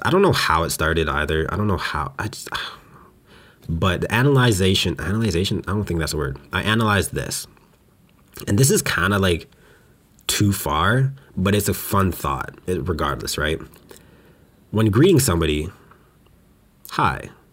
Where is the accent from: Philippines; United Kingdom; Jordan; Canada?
Canada; Western Canada; moved away as an adult; now in Montreal, Canada; I grew up in Western Canada